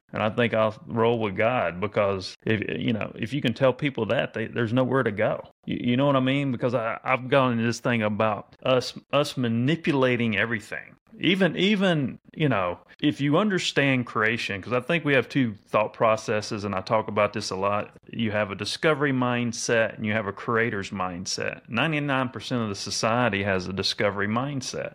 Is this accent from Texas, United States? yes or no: no; North Carolina, United States; I was born in North Carolina